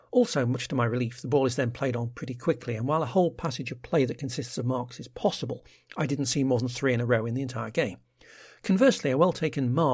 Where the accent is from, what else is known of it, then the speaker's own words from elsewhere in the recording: England, United Kingdom; As an Englishman used to soccer stadia, the first thing that became apparent wasn't so much the bars inside the stadium